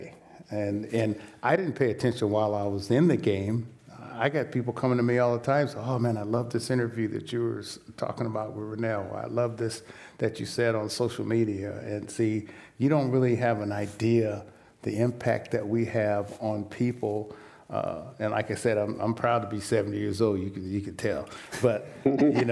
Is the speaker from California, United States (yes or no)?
yes; Sacramento, California, United States; I was raised on the American River in Sacramento